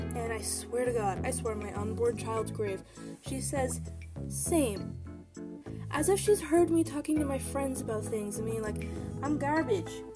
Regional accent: Canada; I'm Canadian

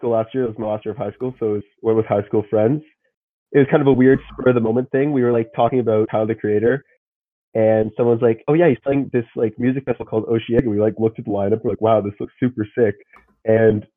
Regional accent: north of Toronto, Ontario, Canada; I'm from Ontario. I'm from north of Toronto. Like, pretty far.

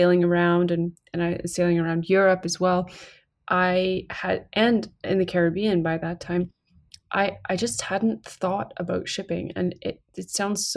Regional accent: north of Kingston, Ontario, Canada; I'm originally from the Great Lakes of Canada. So I'm from north of Kingston, Ontario.

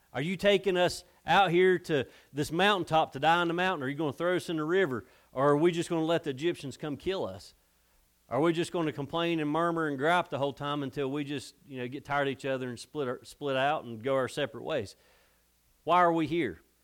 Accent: United States; I'm from America

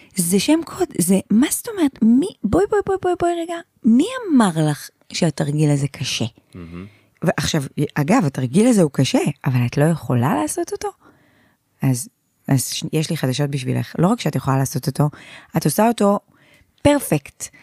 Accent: Haifa, Haifa District, Israel; אני גדלתי בשכונה אה, נקראת שכונת שפרינצק, כל החיפאים יודעים בדיוק מה זו השכונה הזאת

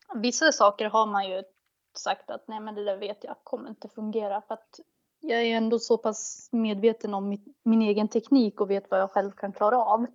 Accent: Motala, Östergötland, Sweden; moved away; also born or lived in Västerås / Stockholm; det är hemma i Motala där jag växte upp

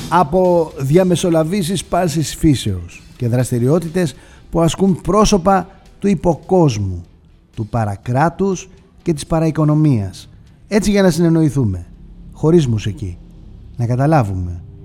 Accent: Greece; Είμαι Έλληνας

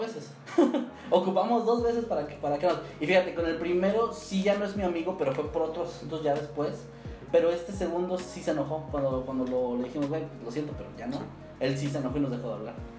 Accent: Mexico City, Mexico; moved away; siendo chilango

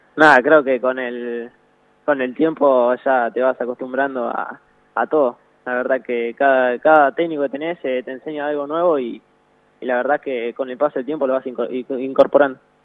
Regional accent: Tandil, Buenos Aires Province, Argentina; acá en Tandil, porque yo soy de Tandil

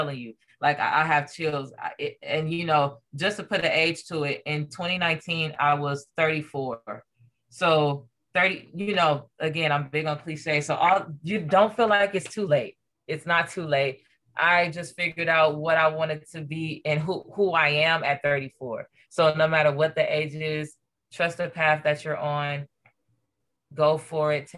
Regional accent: Los Angeles, California, United States; also born or lived in Corona, California; I was born and raised in Los Angeles, California.

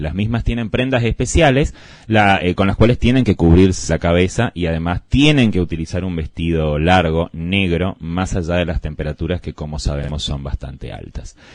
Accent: Argentina; Como buen argentino que soy

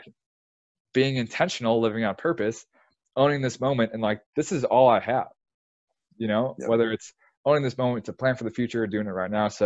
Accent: Illinois, United States; now in Texas, United States; I'm from Illinois

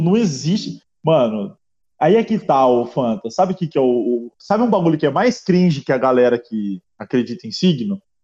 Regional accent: Brazil; eu nasci no Brasil

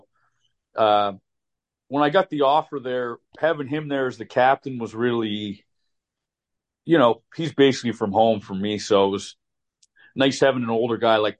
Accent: Halifax, Nova Scotia, Canada; my hometown, Halifax.

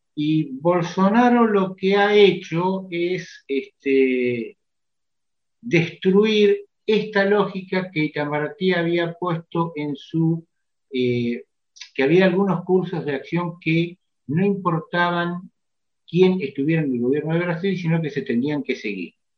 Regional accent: Mexico; now in Argentina; yo crecí en México

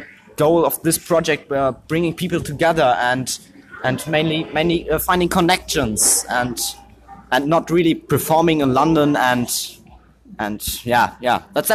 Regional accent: Germany; English is a second language; I'm from Germany.

